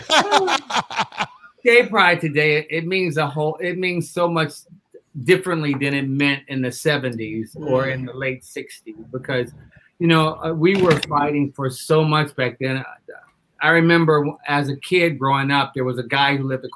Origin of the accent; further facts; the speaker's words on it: Detroit, Michigan, United States; I'm from Detroit, Michigan